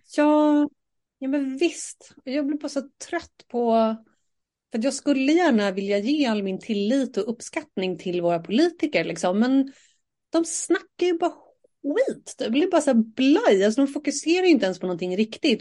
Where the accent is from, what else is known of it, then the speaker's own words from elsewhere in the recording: Sweden; vi är ju ändå svenskar och sitter här och pratar på svenska